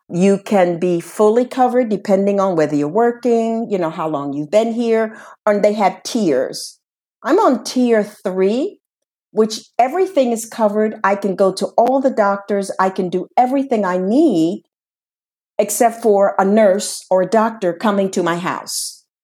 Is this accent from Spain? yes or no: yes; Spain; English is a second language; if I have to come back to my home country, which they say is Spain, and they will see that I get there if I have to come back